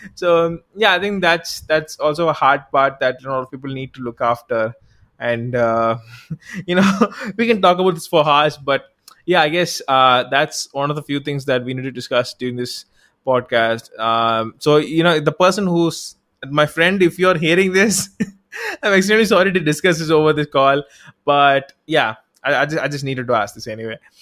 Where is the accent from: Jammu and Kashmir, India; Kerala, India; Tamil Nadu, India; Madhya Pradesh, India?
Tamil Nadu, India; I'm from South India, I'm from Tamil Nadu, actually